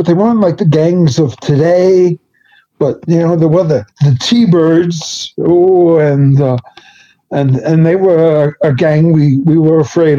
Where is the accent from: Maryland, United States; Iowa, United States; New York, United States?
New York, United States; New York City; accent: Bronx; moved away as an adult; now in Norway; Growing up in the Bronx.